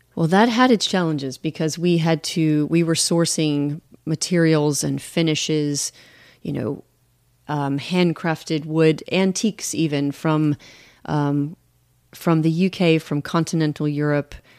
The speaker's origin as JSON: {"language": "English", "country": "United States", "moved": "yes", "said": "I'm mostly American, I'm I'm just a little bit British. I was, you know, naturalized"}